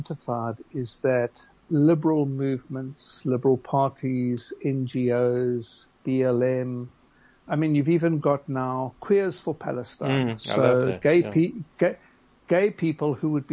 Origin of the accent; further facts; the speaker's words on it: Gqeberha, Eastern Cape, South Africa; I grew up in Nelson Mandela Bay, Qabeja, where we weren't allowed to join country clubs in PE because we were Jewish